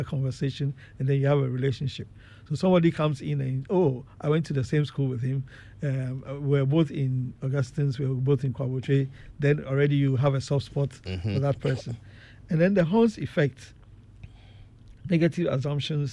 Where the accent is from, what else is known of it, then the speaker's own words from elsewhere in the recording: Ghana; moved away; I grew up in Ghana where I had to go through secondary school